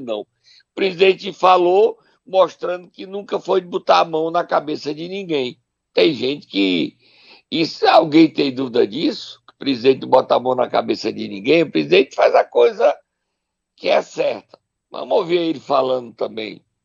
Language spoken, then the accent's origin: Portuguese; Sobral, Ceará, Brazil; Lá na minha terra, Sobral, no beco do cotovelo